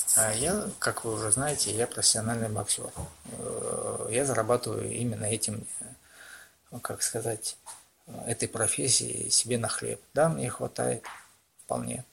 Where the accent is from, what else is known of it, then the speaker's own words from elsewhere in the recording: Oryol, Oryol Oblast, Russia; also born or lived in Omsk; Хоть я и родился в Омске, но в Орле всю свою жизнь практически прожил